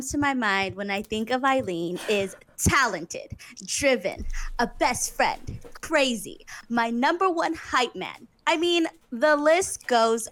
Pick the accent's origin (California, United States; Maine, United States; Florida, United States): California, United States; Los Angeles; now in Taiwan; I'm from